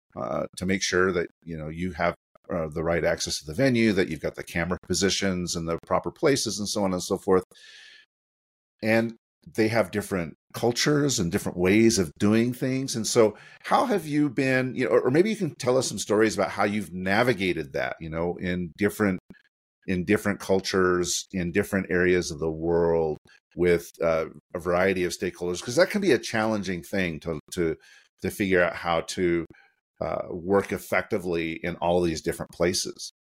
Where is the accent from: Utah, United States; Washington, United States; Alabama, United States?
Utah, United States; also born or lived in Sandy, Utah; the University of Utah, which is my hometown. I'm joining from Sandy, Utah